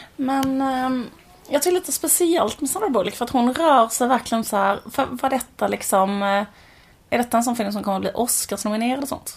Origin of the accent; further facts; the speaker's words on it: Borås, Västra Götaland, Sweden; när vi var små och bodde i Borås, ett sånt höghusområde